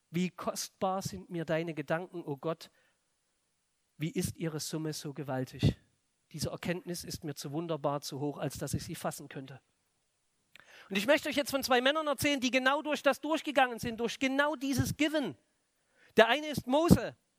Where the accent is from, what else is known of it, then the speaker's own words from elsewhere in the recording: Plauen, Saxony, Germany; moved away; bei uns in der Stadt, in Plauen, im Vogtland, wo ich herkomme